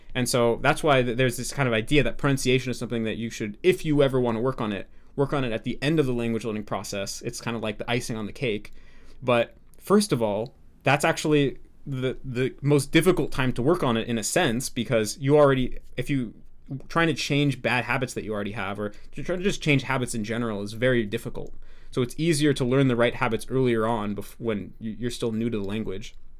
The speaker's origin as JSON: {"language": "English", "country": "United States", "accent": "American English", "said": "I'm an American"}